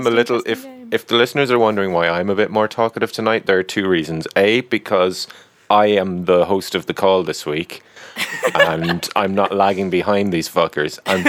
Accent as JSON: {"language": "English", "country": "Ireland", "said": "as an Irish person"}